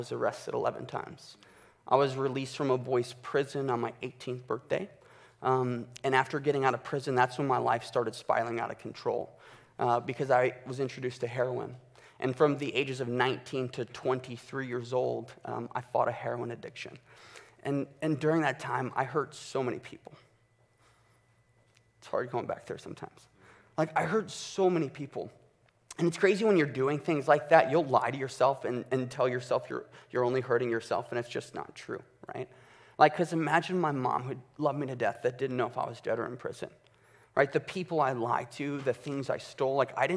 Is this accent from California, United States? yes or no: no; Chicago, Illinois, United States; I was born and raised in Chicago with my mother, father, and two twin sisters until I was 11 years old